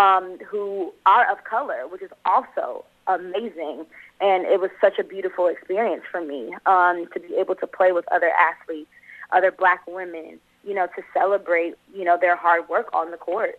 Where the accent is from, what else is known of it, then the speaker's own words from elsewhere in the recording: Los Angeles, California, United States; also born or lived in Atlanta; I grew up in South Central L.A., born and raised here